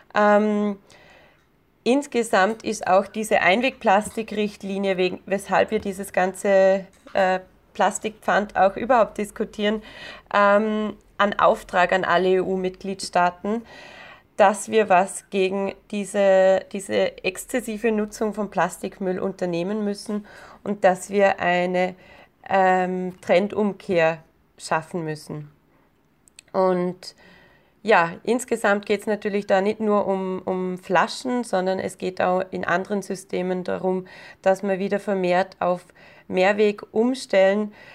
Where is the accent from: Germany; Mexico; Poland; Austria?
Austria; Bei uns in Österreich